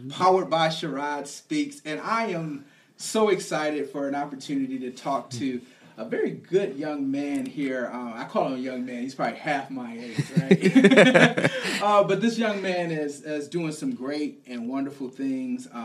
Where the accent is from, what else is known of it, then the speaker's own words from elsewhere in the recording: Flint, Michigan, United States; also born or lived in Detroit, Michigan; I'm from Flint